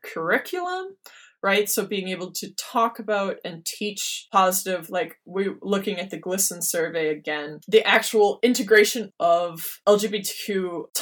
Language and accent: English; Minnesota, United States; I grew up in Minnesota.